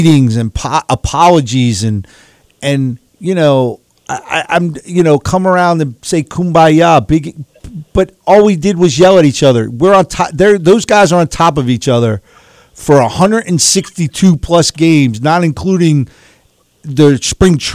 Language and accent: English; New York, United States; I grew up in New York.